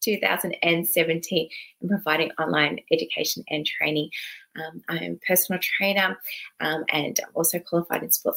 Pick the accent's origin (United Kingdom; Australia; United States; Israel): Australia; Sydney, New South Wales; moved away as an adult; now in Melbourne, Australia; I was originally from Sydney. And recently, when I say recently, in the last 10 years, I've moved down to Melbourne, Victoria.